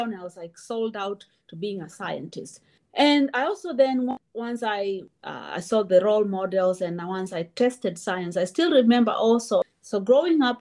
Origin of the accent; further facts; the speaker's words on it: Kenyan coast, Kenya; also born or lived in Auburn, Alabama, United States; now in Urbana-Champaign, United States; I am currently living in Urbana-Champaign, and I grew up in the Kenyan coast.